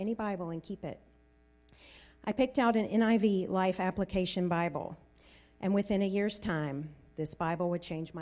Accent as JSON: {"language": "English", "region": "Deep South", "country": "United States", "tie": "born or raised there", "said": "I grew up in the Deep South, where most everyone attended church"}